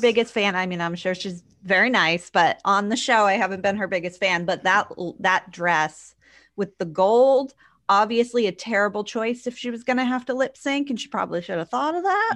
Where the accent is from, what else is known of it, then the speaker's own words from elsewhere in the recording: New Hampshire, United States; I grew up in New Hampshire